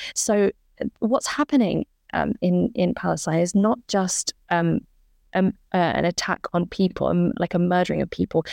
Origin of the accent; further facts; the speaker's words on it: United Kingdom; as British people